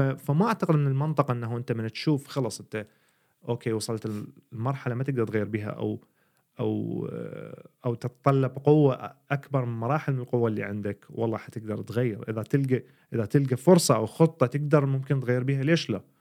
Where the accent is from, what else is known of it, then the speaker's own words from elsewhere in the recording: Iraq; moved away as an adult; now in Sweden; احنا كعراقيين